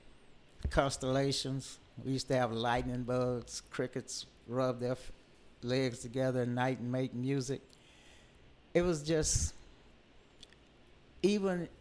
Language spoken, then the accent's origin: English; Houston, Texas, United States; grew up in Cashmere Gardens